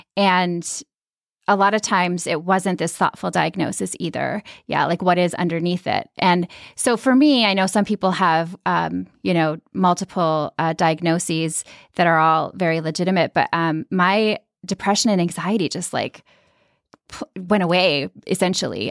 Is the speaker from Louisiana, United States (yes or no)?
no; Minnesota, United States; I grew up in Minnesota and in a really kind of like quiet Scandinavian suburban community